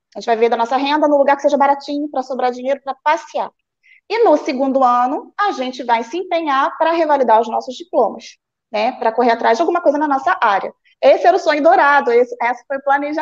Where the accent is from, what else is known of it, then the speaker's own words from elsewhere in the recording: Rio Bonito, Rio de Janeiro, Brazil; moved away as an adult; also born or lived in Nova Friburgo, Brazil; now in Portugal; sou nascida em Rio Bonito, que é uma cidade bem de interior